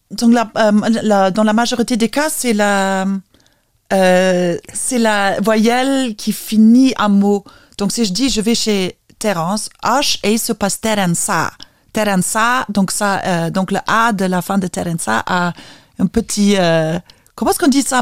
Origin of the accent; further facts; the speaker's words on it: Vilnius, Vilnius County, Lithuania; accent: Vilnius; J'ai l'accent de la capitale.